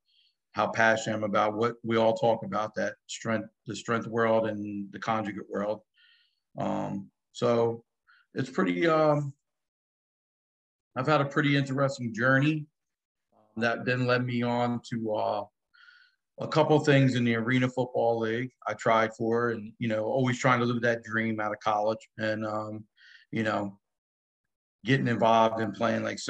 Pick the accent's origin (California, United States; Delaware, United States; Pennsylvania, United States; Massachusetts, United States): Delaware, United States; Wilmington; moved away; also born or lived in Donovan Catholic (New Jersey); I'm originally from Wilmington, Delaware